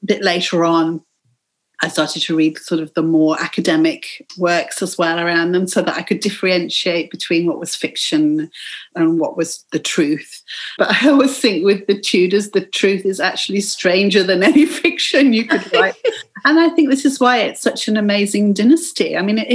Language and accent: English; England, United Kingdom; growing up in England.